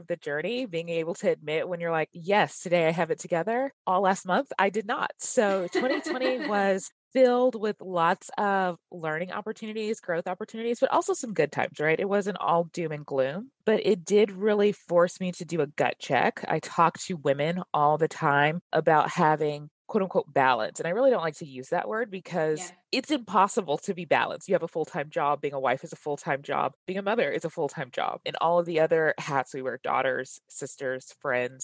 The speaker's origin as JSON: {"language": "English", "town": "Dallas", "region": "Texas", "country": "United States", "said": "I'm originally from Dallas and I live here today with my husband, Mike"}